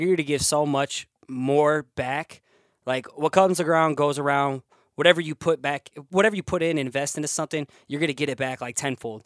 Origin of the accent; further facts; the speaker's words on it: Cedar Falls, Iowa, United States; I'm from Iowa